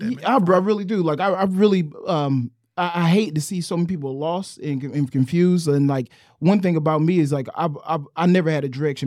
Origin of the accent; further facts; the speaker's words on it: New Bern, North Carolina, United States; I'm from New Bern, North Carolina, bro. I lived in the trailer parks.